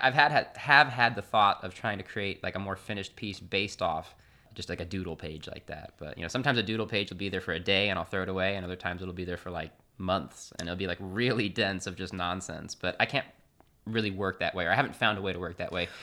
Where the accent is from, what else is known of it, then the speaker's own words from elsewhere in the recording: Austin, Texas, United States; moved away as an adult; also born or lived in San Marcos, Texas / Houston, Texas; now in Chicago, United States; I grew up in Austin, Texas.